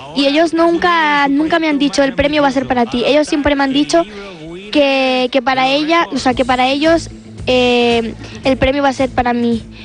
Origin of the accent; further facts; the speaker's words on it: Balanegra, Andalusia, Spain; estoy muy orgullosa de ser de allí, de donde soy